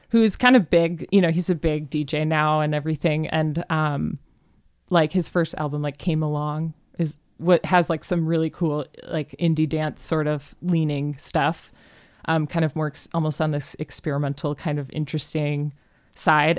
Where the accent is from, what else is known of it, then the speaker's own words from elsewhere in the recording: Cleveland, Ohio, United States; now in Seattle, United States; I grew up in Cleveland, Ohio